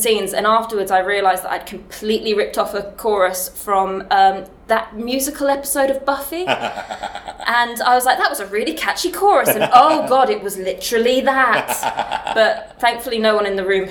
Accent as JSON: {"language": "English", "region": "London", "country": "United Kingdom", "tie": "born or raised there", "moved": "yes", "lives_now": "Nottingham, United Kingdom", "said": "I am from Nottingham, but I am from London originally"}